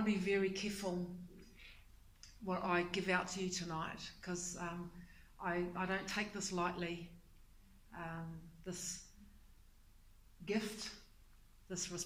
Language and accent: English; Taranaki, New Zealand; now in Tauranga, New Zealand; I'm originally from Taranaki. But I currently live in Tauranga Moana